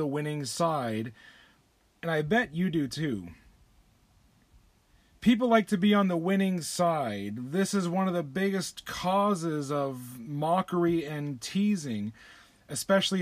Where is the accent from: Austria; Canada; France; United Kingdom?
Canada; Windsor, Ontario; I grew up near Windsor, Ontario, just across the river from Detroit, Michigan.